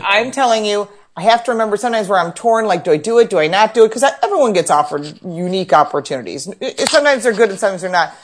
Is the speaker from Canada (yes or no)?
no; Dearborn, Michigan, United States; now in Buffalo, United States; we lived in Detroit. So we're outside of Detroit, And I was born in Dearborn